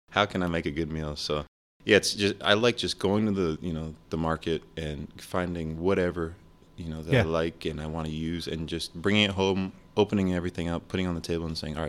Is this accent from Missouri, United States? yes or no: no; Rochester, New York, United States; born there; also born or lived in Ohio / Argentina; So we moved around a lot. I was born in Rochester, New York. Went to school in Ohio.